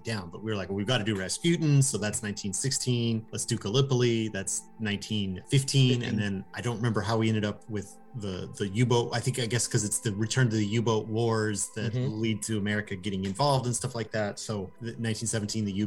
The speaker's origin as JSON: {"language": "English", "country": "United States", "said": "I'm an American"}